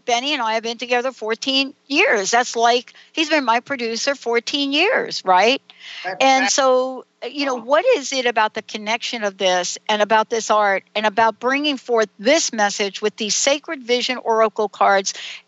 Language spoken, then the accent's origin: English; the South, United States; accent: Southern; see, I told you it would not take me long to get my Southern accent going on here. You know, because my family, my stepmom, you know, half my family, they're all in the South now.